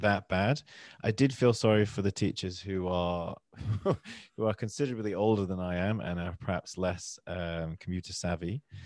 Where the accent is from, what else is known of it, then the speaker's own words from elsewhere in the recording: Manchester, North West England, United Kingdom; accent: northern; now in London, United Kingdom; I'm from, originally from Manchester, which is a city up north in England. Uh, I live in London now.